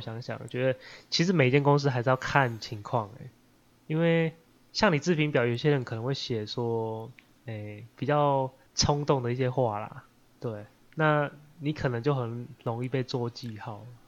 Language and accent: Chinese; Taiwan; 出生在台湾